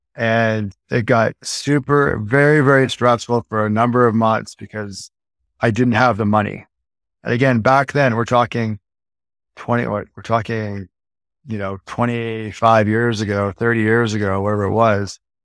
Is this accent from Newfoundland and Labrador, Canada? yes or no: no; Edmonton, Alberta, Canada; also born or lived in Vancouver, British Columbia, Canada / Toronto, Canada; now in Las Vegas, United States; Moved to Edmonton, Alberta, like I was four, five years old